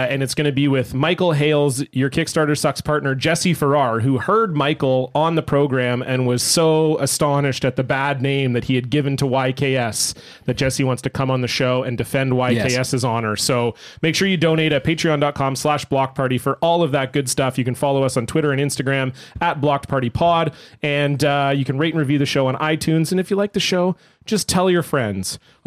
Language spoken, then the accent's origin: English; Canada; now in Vancouver, Canada; we're Canadian boys.